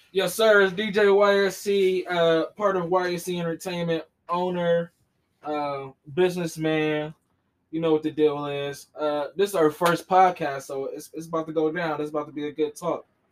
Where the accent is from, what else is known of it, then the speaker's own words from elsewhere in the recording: Columbus, Ohio, United States; we're from Columbus